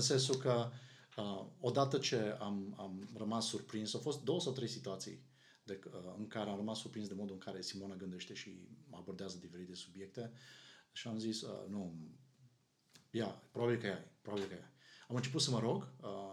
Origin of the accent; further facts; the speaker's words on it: Arad, Arad County, Romania; noi suntem din Arad, unde, uh, cum probabil unii din ascultătorii noștri știu, sunt foarte multe biserici